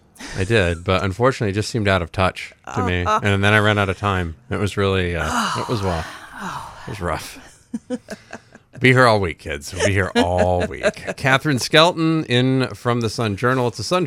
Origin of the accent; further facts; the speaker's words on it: Rumford, Maine, United States; born there; I was born in Rumford. I can say whatever I want about it.